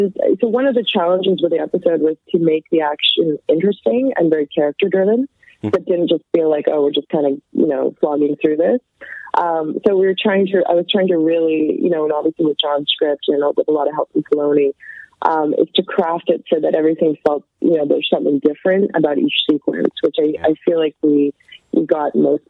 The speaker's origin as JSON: {"language": "English", "country": "Canada", "tie": "born or raised there", "said": "Like, I grew up in Canada. I didn't have any connection to the business."}